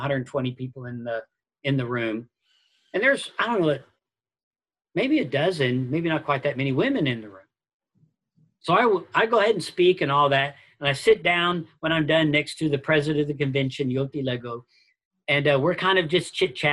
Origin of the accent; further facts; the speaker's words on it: United States; I'm an American